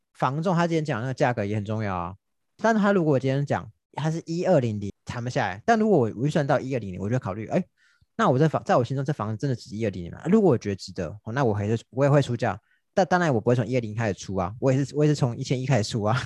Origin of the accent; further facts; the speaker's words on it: Taiwan; 以我们台湾人的个性